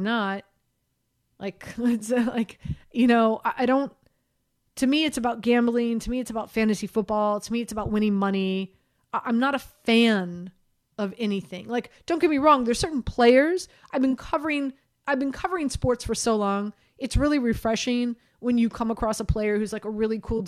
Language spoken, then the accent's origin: English; Miami, Florida, United States; moved away; also born or lived in Baltimore; I grew up in Miami.